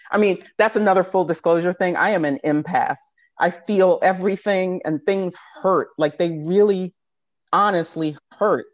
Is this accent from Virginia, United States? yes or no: yes; Richmond, Virginia, United States; moved away as an adult; also born or lived in Philadelphia; now in Washington, D.C., United States; I was from Richmond at the time, went back home to Richmond